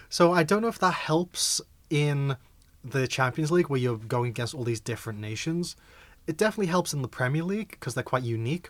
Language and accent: English; Liverpool, North West England, United Kingdom; I am a Liverpoolian